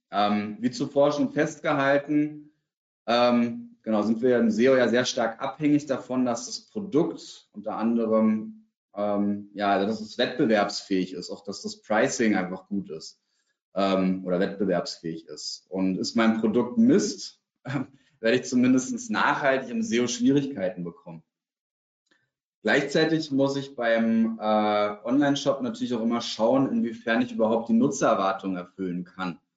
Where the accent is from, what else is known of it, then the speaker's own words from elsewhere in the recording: Berlin, Germany; Für mich als Berliner gehört Hellweg zum Beispiel in meiner subjektiven Wahrnehmung zu den Top drei Baumärkten in Deutschland.